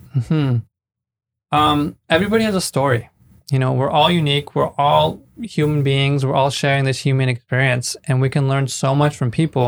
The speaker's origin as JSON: {"language": "English", "area": "Bay Area", "region": "California", "country": "United States", "moved": "as an adult", "lives_now": "Mexico", "said": "I'm from the Bay Area. I moved to Mexico six years ago"}